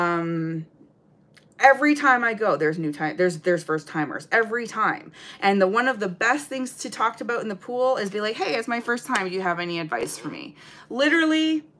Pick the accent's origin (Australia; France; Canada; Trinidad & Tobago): Canada; I'm Canadian